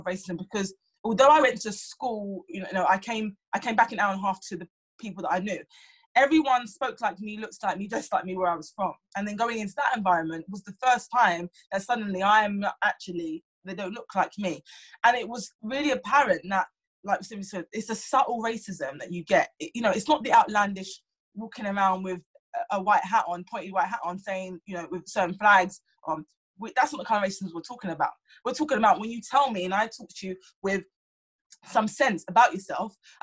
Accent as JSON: {"language": "English", "region": "London", "country": "United Kingdom", "tie": "born or raised there", "said": "I was raised in South London"}